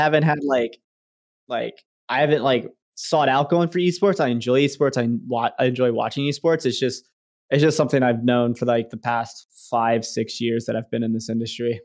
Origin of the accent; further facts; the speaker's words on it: Richmond, United States; my hometown in Richmond